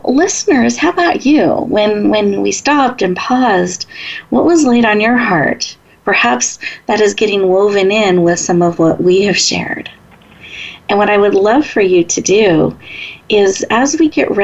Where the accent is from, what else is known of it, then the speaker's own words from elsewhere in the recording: Washington, United States; now in Northern California, United States; I was born in Washington State